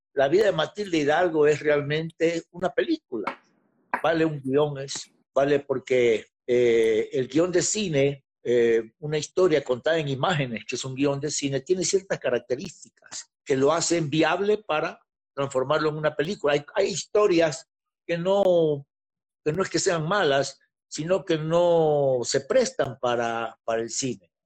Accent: Guayaquil, Guayas, Ecuador; now in Quito, Ecuador; Yo soy un guayaquileño que vivo hacía muchos años en Quito

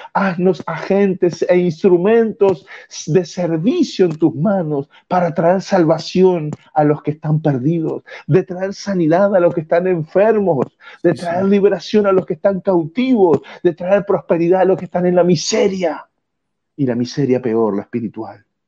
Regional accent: Uruguay; now in Canary Islands, Spain; nuestro querido y amado Uruguay

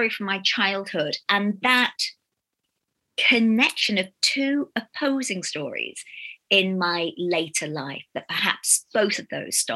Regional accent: England, United Kingdom; moved away; also born or lived in Ghana; I come from England

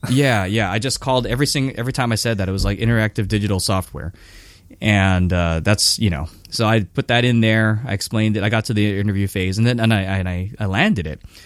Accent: Hawaii, United States; moved away as an adult; also born or lived in Japan; I'm from Hawaii, so I was back in Hawaii for like two years living at my parents' house

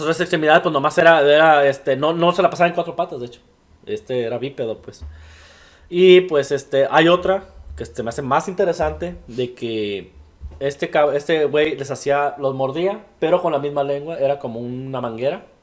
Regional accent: Tlaquepaque, Jalisco, Mexico; moved away as an adult; also born or lived in Guadalajara, Jalisco; Yo soy de Guadalajara, Jalisco, viví en Tlaquepaque, Jalisco, en un pueblito que se llama San Pedrito

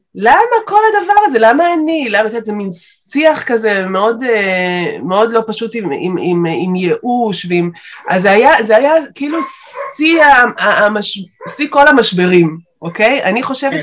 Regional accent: Beersheba, Southern District, Israel; אני באר שבעית במקור

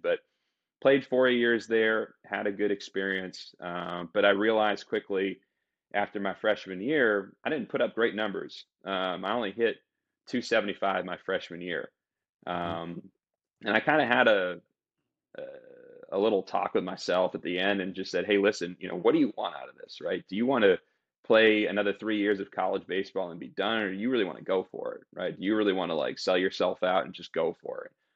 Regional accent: Boston, Massachusetts, United States; I'm originally from Boston, Massachusetts

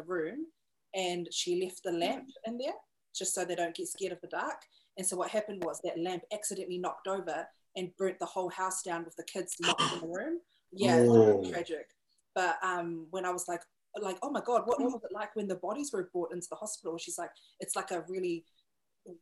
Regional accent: Christchurch, Canterbury, New Zealand; now in Auckland, New Zealand; That's my hometown

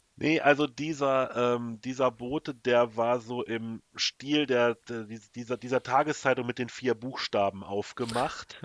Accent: Germany; bei uns in Deutschland

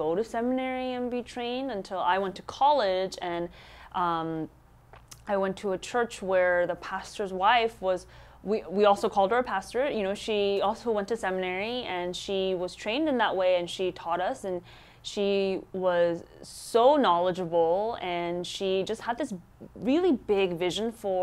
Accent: United States; our Korean American immigrant churches

